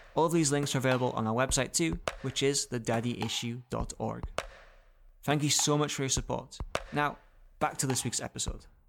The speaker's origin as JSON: {"language": "English", "country": "United Kingdom", "said": "being British"}